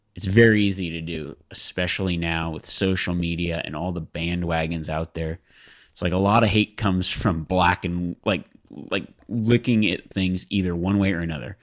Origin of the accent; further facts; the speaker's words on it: Nevada, United States; I grew up in Nevada, though, and, oh, I grew up in Nevada, and public land is everywhere